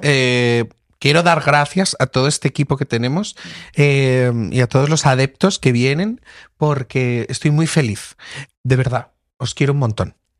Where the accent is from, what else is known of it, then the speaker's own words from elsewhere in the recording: Lorca, Region of Murcia, Spain; moved away as an adult; now in Madrid, Spain; yo soy de Lorca, que estuvo el terremoto hace unos años